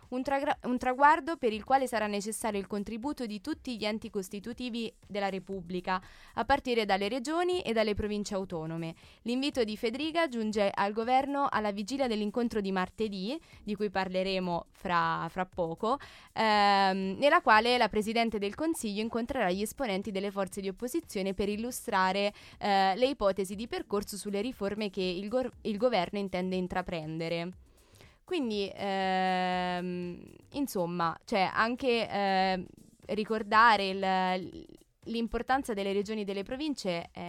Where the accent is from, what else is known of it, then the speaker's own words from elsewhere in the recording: Brescia, Lombardy, Italy; Quindi dalle a casa mie parti, tua. a casa mia.